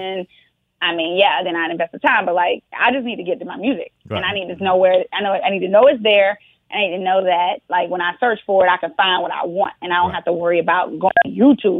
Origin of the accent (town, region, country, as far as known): Miami, Florida, United States; moved away as an adult; now in Atlanta, United States